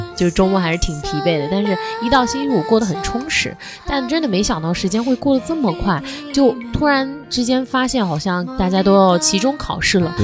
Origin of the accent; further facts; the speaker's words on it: southern China, China; 我们家那边就是说秋裤哎，我才哎。是南方人